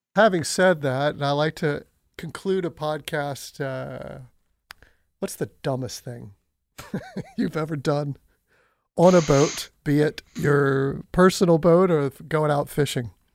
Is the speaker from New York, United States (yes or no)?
no; Pensacola, Florida, United States; moved away; I am looking forward to returning to my hometown this fall